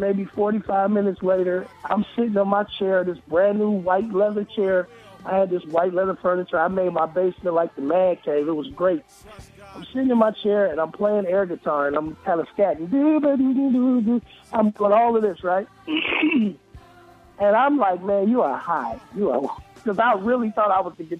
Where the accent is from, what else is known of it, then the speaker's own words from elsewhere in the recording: Cleveland, Ohio, United States; now in Atlanta, United States; I am from Cleveland, Ohio, but I live in Atlanta, Georgia.